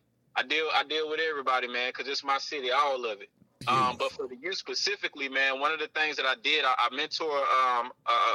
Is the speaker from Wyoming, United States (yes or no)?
no; Atlanta, Georgia, United States; So I'm from Atlanta, my Southwest DZ